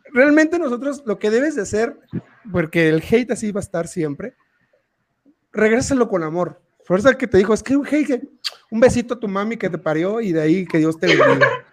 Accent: Tabasco, Mexico; now in Querétaro, Mexico; cuando a mí me preguntan que si de dónde soy, orgullosamente sin pedo saco el cobre y digo, soy de Tabasco y a mucha honra

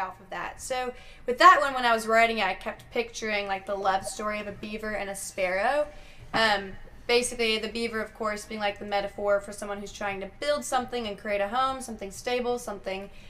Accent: Colorado, United States; now in Nashville, United States; growing up in Colorado

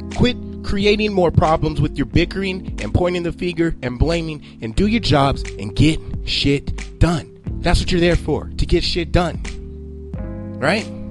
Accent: United States; as an American

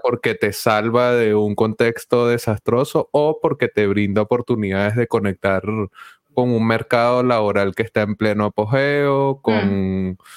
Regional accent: Venezuela; yo también soy venezolano

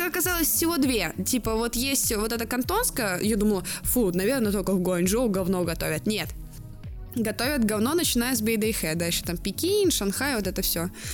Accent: Blagoveshchensk, Amur Oblast, Russia; я с Дальнего Востока, с маленького города Благовещенска, который находится на границе с Китаем

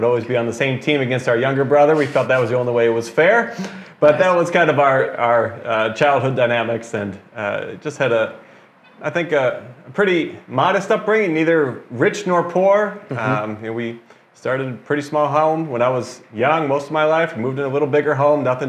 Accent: Parma, Ohio, United States; now in Americus, United States; I grew up in the Cleveland, Ohio area, suburb of Cleveland, Parma, Ohio

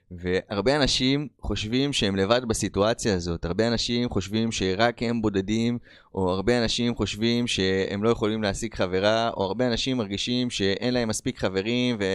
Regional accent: Rishon LeZion, Central District, Israel; moved away as an adult; also born or lived in United States; אני בן 36, כמו שאמרתי לכם … אמ, מי שגדלתי פה בראשון לציון, בארץ ישראל, ובשנת 2009 אה, החלטתי לעזוב לארצות הברית. אה, הייתי שם עד שנת 2022.

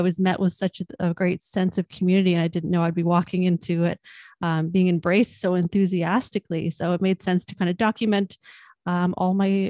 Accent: Hamilton, Ontario, Canada; Yeah, so I'm born and raised in Hamilton, lifelong Hamiltonian, grew up sort of in the towards the East End, went to high school here, went to McMaster following that, and always stayed in the city.

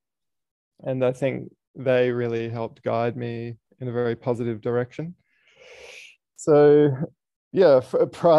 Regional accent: Sydney, New South Wales, Australia; moved away; I grew up in Sydney

